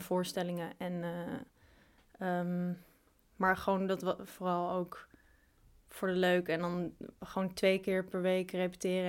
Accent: Amstelveen, North Holland, Netherlands; Geboren ook in Amsterdam, maar opgegroeid in Amstelveen.

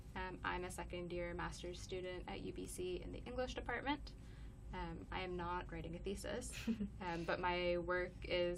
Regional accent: Cayman Islands; also born or lived in British Columbia, Canada; But yeah, I'm from the Cayman Islands and British Columbia. Moved around a lot.

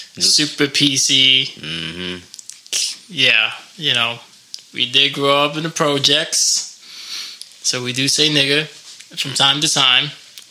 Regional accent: New York City, New York, United States; now in Albuquerque, United States; we're just two New York guys. I'm from the Bronx.

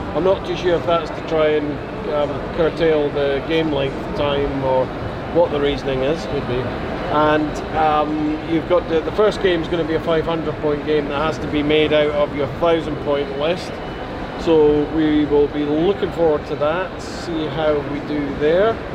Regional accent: Scotland, United Kingdom; being a Scotsman

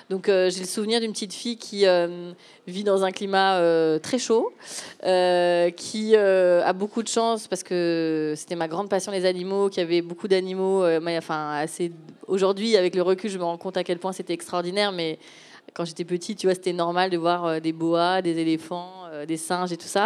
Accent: Gabon; moved away; non, en fait, j'ai grandi en Afrique. Euh, je suis fille d'expatriés. Donc, à 7-8 ans, euh, de mémoire, j'étais hum, au Gabon.

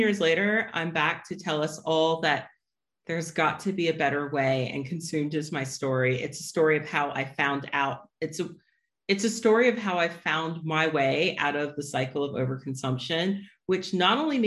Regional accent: United States; As an American

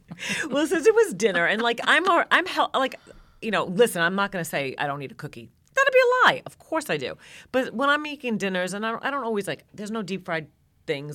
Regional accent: New York, United States; now in Georgia, United States; I'm originally from New York and I live in Georgia now.

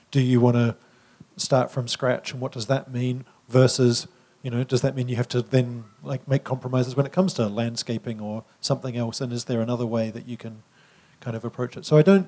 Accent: New Zealand; as a New Zealander

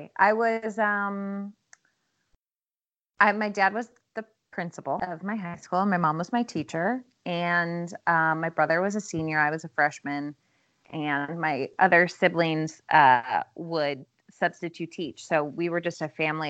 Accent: Midwest, United States; now in Los Angeles, United States; I grew up in the Midwest.

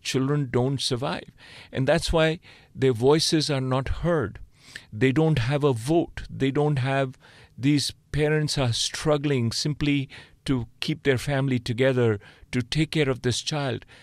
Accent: India; moved away as an adult; also born or lived in Oxford, United Kingdom / Boston, United States; now in Stanford, United States; I grew up in India.

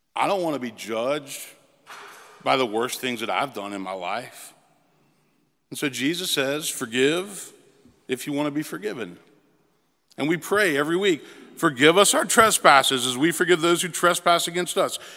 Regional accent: Memphis, Tennessee, United States; moved away as an adult; also born or lived in Princeton; now in Nashville, United States; I moved back to my hometown of Memphis

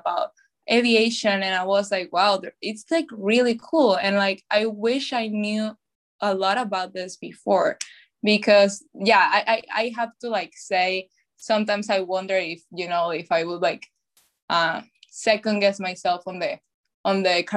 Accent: Venezuela; moved away as an adult; now in United States; I was born and raised in Venezuela. And then I moved to the US when I was 18 years old.

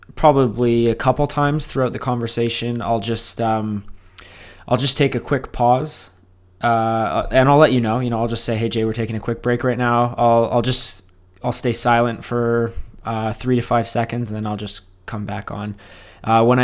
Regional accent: Markham, Ontario, Canada; now in Collingwood, Canada; I grew up in Markham

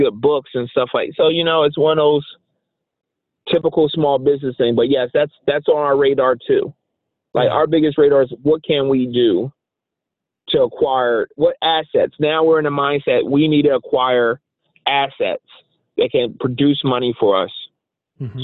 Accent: Philadelphia, Pennsylvania, United States; I grew up poor in Philly

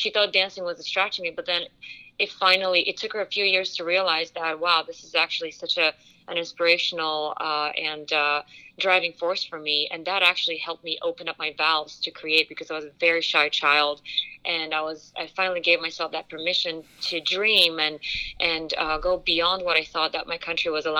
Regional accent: Bulgaria; moved away; I grew up in Bulgaria

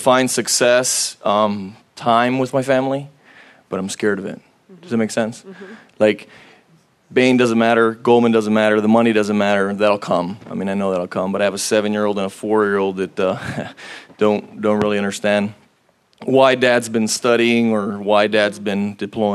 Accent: Los Angeles, California, United States; also born or lived in Oceanside; I'm from Los Angeles

